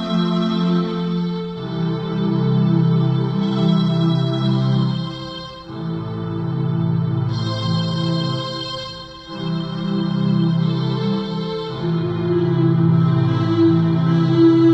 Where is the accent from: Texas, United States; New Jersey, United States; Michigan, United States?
Michigan, United States; I am from Michigan